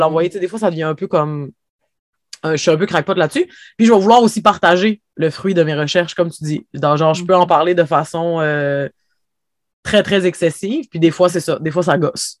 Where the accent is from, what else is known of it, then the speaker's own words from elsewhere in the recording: Havre-Saint-Pierre, Quebec, Canada; je vis à Havre-Saint-Pierre, j'ai grandi à Havre-Saint-Pierre, en fait, j'ai passé ma vie ici